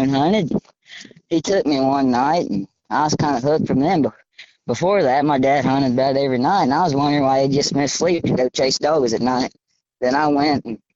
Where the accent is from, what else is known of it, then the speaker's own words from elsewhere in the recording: Wyandotte, Oklahoma, United States; I am 13 years old and I am from Wyandotte, Oklahoma.